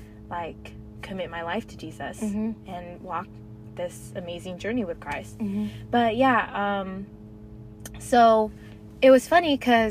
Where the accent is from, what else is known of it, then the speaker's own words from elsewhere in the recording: Las Vegas, Nevada, United States; now in Florida, United States; Oh, I'm from Las Vegas, guys. So yeah, I've been all over the place.